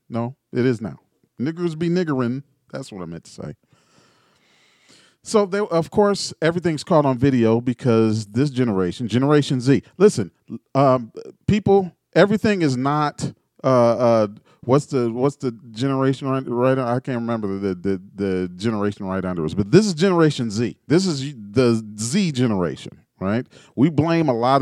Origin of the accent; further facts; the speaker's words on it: Gary, Indiana, United States; now in Indianapolis, United States; I'm from Gary, Indiana. I've never been more proud of my hometown